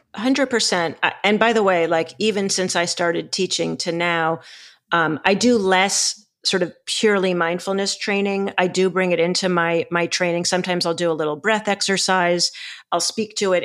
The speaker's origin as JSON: {"language": "English", "town": "Boston", "region": "Massachusetts", "country": "United States", "said": "I'm from Boston"}